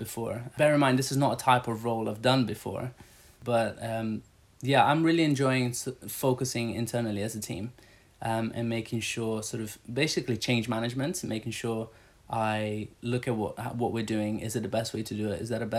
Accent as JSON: {"language": "English", "country": "Brazil", "tie": "born or raised there", "moved": "yes", "said": "I grew up in Brazil."}